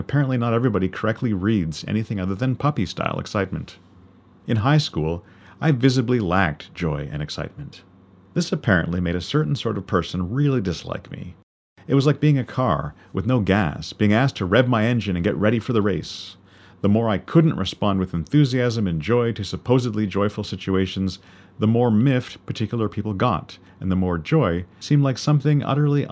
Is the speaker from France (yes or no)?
no; Canada; being a Canadian of British descent